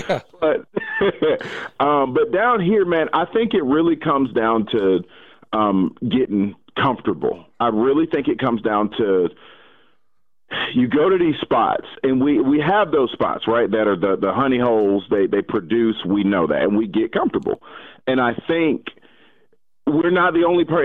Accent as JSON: {"language": "English", "town": "Atlanta", "region": "Georgia", "country": "United States", "tie": "born or raised there", "said": "I'm still from Atlanta, like the city of Atlanta, born and raised"}